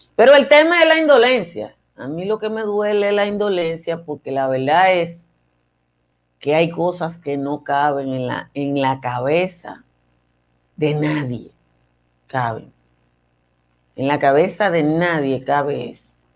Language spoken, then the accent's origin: Spanish; Nizao, Peravia, Dominican Republic; soy de Nizao, entonces obviamente que mi origen está muy lejos del glamour